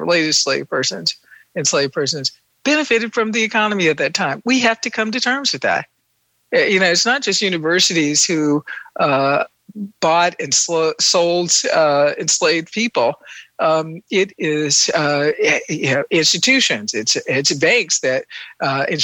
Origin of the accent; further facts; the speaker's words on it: Milledgeville, Georgia, United States; I grew up in Milledgeville, Georgia, the capital of Georgia during the Confederacy